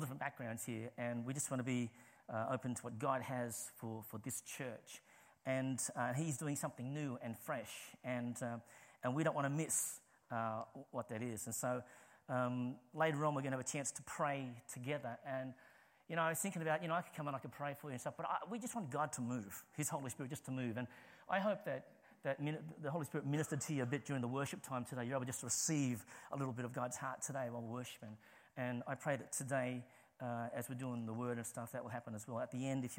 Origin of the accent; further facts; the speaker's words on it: Sydney, New South Wales, Australia; moved away as an adult; now in St Albans, United Kingdom; I'm from Australia originally, okay? I'm from Sydney, but I am living in St. Albans.